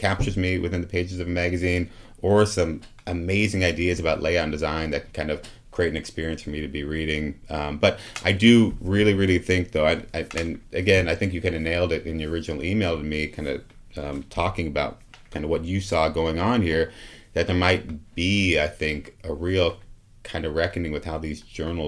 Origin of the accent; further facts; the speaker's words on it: Oregon, United States; I'm from Oregon. I'm from the woods.